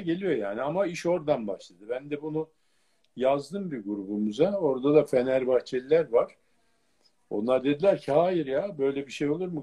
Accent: Acıbadem, Istanbul, Turkey; Acıbadem'de bir evimiz vardı

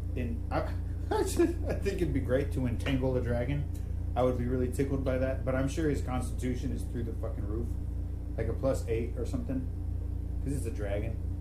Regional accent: San Antonio, Texas, United States; I'm from San Antonio.

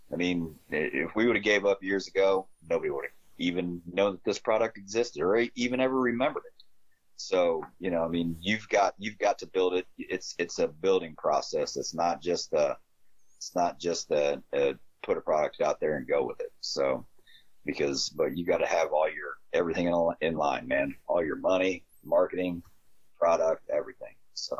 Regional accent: Midwest, United States; So I'm a Midwesterner, man. I don't know when the times are those fish are biting, or how to get them to bite.

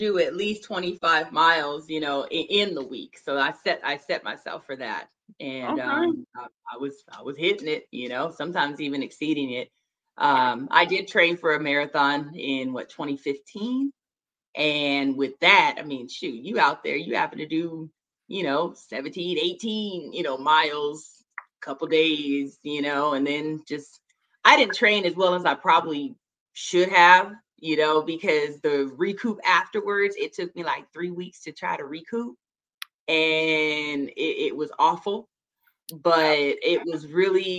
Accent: Long Beach, California, United States; I've been here all my life. You know, I was born in Long Beach, so LBC

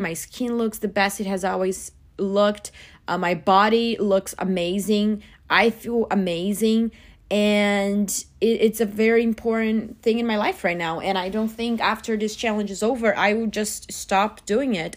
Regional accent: Brazil; moved away as an adult; now in United States; I'm originally from Brazil, but I've been living in the U S for about six years

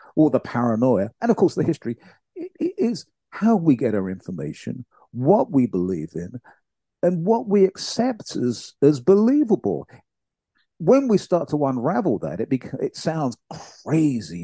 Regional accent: United Kingdom; my home country, the UK

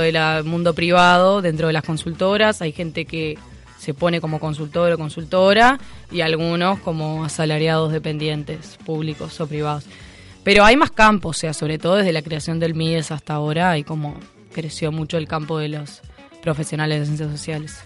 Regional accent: Montevideo, Uruguay; soy montevideana

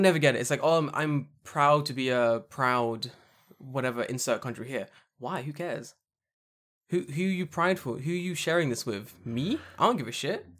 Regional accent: United Kingdom; I'm so glad I'm British

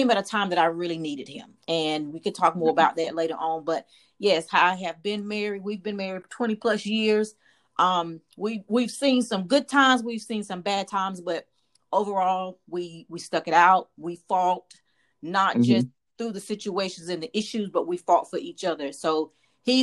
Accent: Warsaw, North Carolina, United States; moved away as an adult; also born or lived in Texas; I am from North Carolina, from a small town. Small town, Warsaw. Lived in Warsaw all my life

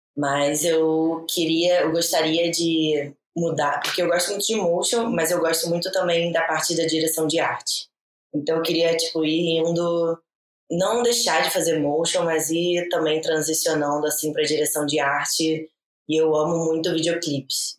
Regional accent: Brazil; moved away; a gente, como Brazuca

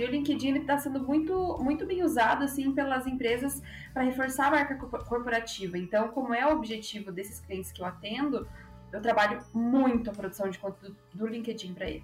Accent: Ponta Grossa, Paraná, Brazil; now in São Paulo, Brazil; sou da cidade de Ponta Grossa, do Cris também, mas moro em São Paulo hoje em dia

